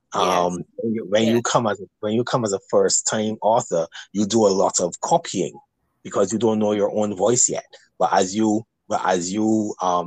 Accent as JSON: {"language": "English", "country": "Barbados", "accent": "Barbadian"}